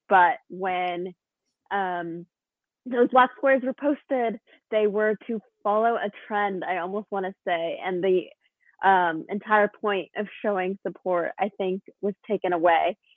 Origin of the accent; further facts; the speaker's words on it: Woodinville, Washington, United States; I am from Woodville, Washington